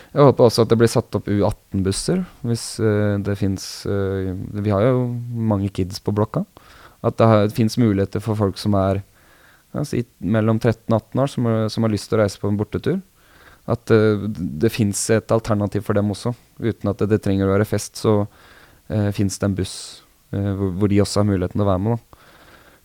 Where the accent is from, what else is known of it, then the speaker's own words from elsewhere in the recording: Vestfold, Norway; also born or lived in Sandefjord; now in Oslo, Norway; Jeg er, ikke, jeg er ikke oppvokst i Oslo. Jeg er oppvokst i Vestfold.